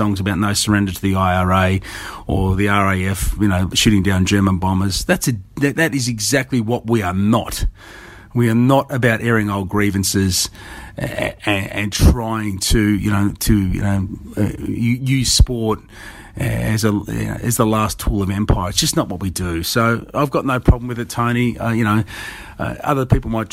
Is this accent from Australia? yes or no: yes; Australia; we as Australians